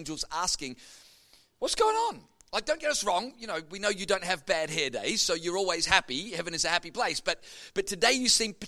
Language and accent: English; Melbourne, Victoria, Australia; I grew up in Melbourne going to Carey Baptist Grammar School in Kew